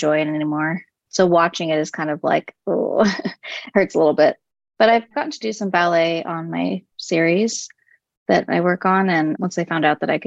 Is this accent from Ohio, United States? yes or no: no; Los Angeles, California, United States; born in LA and raised